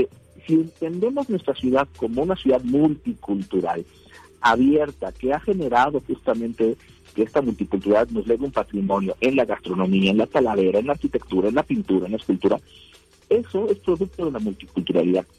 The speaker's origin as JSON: {"language": "Spanish", "region": "Puebla", "country": "Mexico", "said": "nuestra identidad cultural como poblanos"}